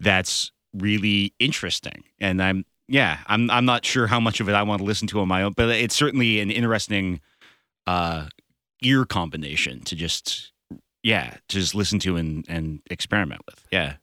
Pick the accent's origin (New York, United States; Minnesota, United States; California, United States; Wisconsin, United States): California, United States; Berkeley; now in Los Angeles, United States; I'm going back up to my hometown and playing in Berkeley